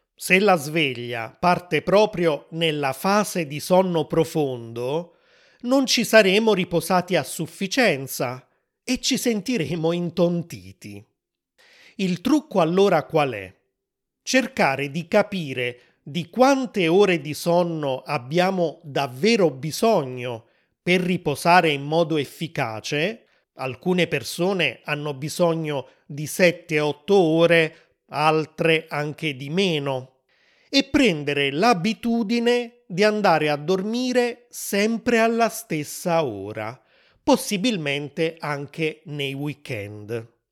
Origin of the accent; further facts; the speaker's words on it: Naples, Campania, Italy; sono italiano, sono nato a Napoli, nel sud dell'Italia